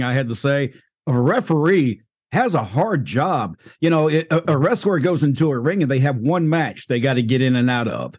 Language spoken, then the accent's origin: English; the South, United States; I grew up in the South